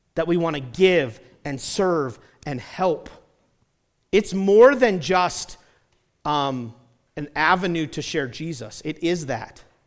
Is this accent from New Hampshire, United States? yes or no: yes; New Hampshire, United States; moved away as an adult; also born or lived in South Carolina / Indiana / Colorado; I grew up in New Hampshire and I've lived in South Carolina.